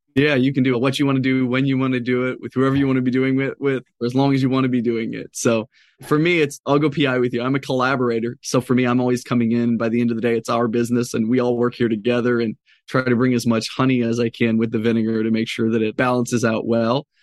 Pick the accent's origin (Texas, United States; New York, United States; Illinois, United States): Illinois, United States; Chicago; I grew up in Chicago, so I'm a diehard Bulls fan.